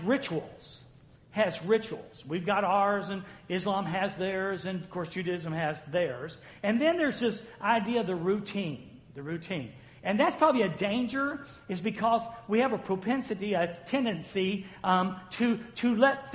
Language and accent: English; the South, United States; I'm from the South